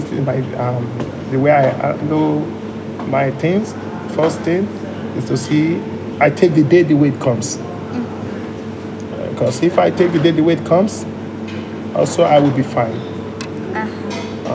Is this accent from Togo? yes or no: yes; Togo; also born or lived in Liberia; I was born in Liberia, and I was taken to by my parents. I was taken to Togo, where we have where we were living before he passed away